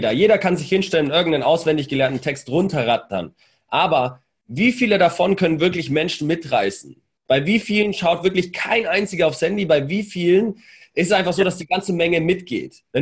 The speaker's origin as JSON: {"language": "German", "region": "Bavaria", "country": "Germany", "accent": "Franconian", "said": "Ich war Franke, fränkischer Dialekt."}